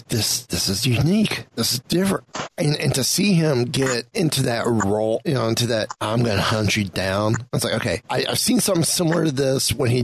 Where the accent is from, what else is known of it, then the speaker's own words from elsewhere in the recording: Tornado Alley, United States; I grew up in Tornado Alley